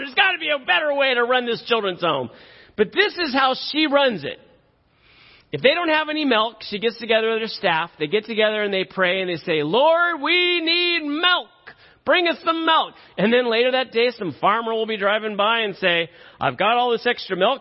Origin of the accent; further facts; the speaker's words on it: Silicon Valley, California, United States; I grew up in the Silicon Valley. I grew up uh, down the street from Apple.